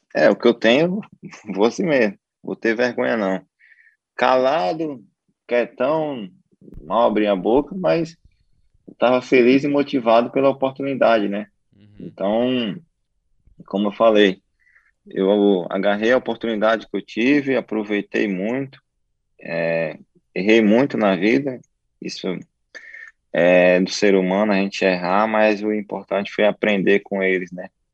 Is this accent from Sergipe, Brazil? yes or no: yes; Lagarto, Sergipe, Brazil; moved away; eu sou lá de Lagarto. Então, eu fui criado, eu fui criado na roça